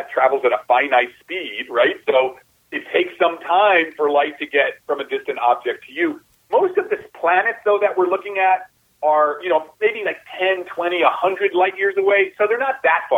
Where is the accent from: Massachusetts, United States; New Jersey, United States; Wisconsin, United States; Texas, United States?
New Jersey, United States; I'm from Jersey. I'm from the New Jersey, right across from New York.